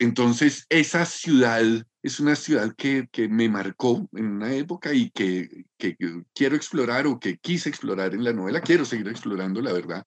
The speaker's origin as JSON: {"language": "Spanish", "region": "Bogotá", "country": "Colombia", "tie": "born or raised there", "said": "Yo me siento muy bogotano, no, no siento que sería otro si no, si no hubiera nacido y me hubiera criado y hubiera vivido en Bogotá"}